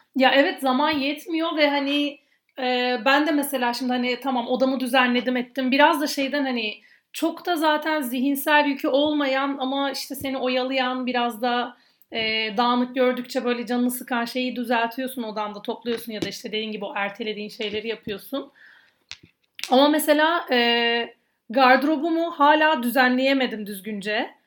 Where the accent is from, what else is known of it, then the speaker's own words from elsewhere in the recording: Adana, Turkey; ben Adanalı olduğum için, e, çamaşır suyu, daha doğrusu hipo, hipo demekten kendimi alamıyorum